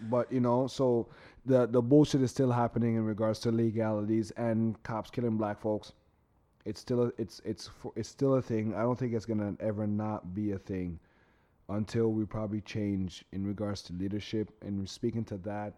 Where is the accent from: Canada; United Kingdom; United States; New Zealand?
Canada; us Canadian